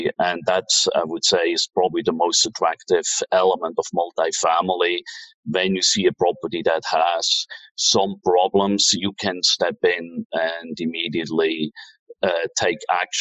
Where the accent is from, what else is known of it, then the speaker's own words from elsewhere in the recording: Switzerland; moved away as an adult; also born or lived in New York / Tokyo / Hong Kong; So I'm from Switzerland originally